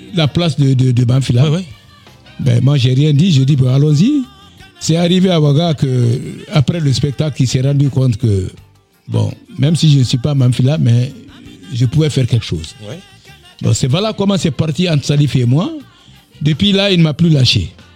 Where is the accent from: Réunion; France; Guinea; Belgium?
Guinea; Dabola, Faranah Region; moved away as an adult; also born or lived in Kankan, Guinea / Bamako, Mali / Abidjan, Côte d'Ivoire; je suis parti de d'Abola chez moi et pour euh, Cancan où j'ai passé quatre années de d'agronomie à l'université de Cancan